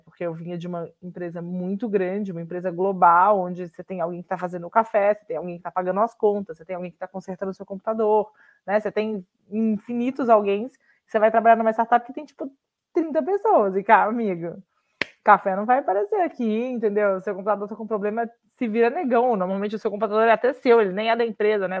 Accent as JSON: {"language": "Portuguese", "region": "Minas Gerais", "country": "Brazil", "said": "sou mineira e advogada de formação"}